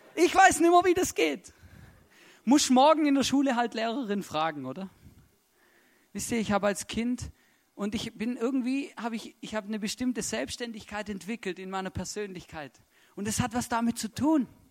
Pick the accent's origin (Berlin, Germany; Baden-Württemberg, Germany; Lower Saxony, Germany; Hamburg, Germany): Baden-Württemberg, Germany; Stuttgart; moved away as an adult; now in Austria; ich bin aufgewachsen in Stuttgart